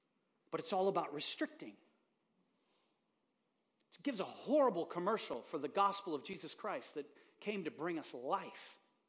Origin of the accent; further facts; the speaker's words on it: Haiti; So I'm a kid growing up in Haiti.